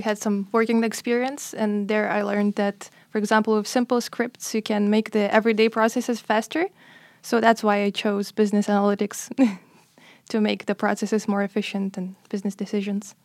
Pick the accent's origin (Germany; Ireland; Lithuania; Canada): Lithuania; moved away as an adult; I'm also twenty-four, and, uh, I'm from Lithuania